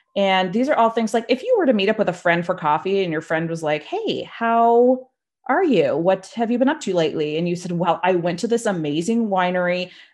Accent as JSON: {"language": "English", "region": "Nova Scotia", "country": "Canada", "also_born_or_lived": "Toronto", "said": "I'm from Nova Scotia, Canada"}